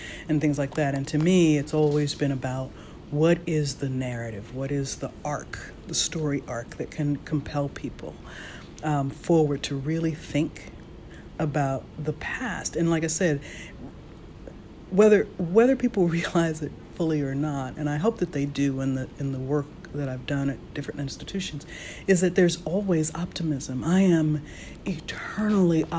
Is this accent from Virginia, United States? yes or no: yes; Virginia, United States; growing up in Virginia